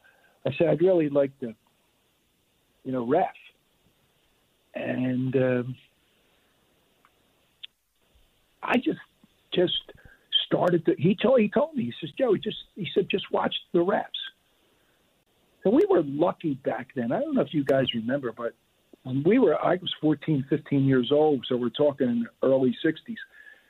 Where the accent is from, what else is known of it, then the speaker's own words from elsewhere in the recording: Delaware County, Pennsylvania, United States; being from Delaware County